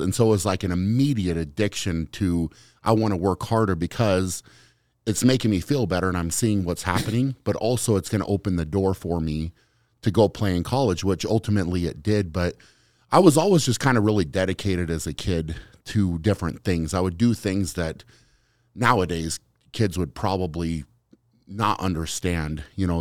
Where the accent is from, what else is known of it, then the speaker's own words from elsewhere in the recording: Fort Lupton, Colorado, United States; I grew up in Fort Lupton was the name of the town